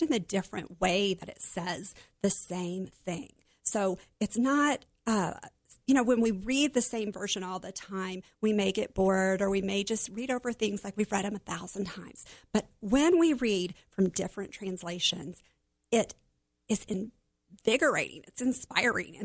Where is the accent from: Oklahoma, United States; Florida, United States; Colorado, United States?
Oklahoma, United States; Growing up in Oklahoma, we had a pool in our backyard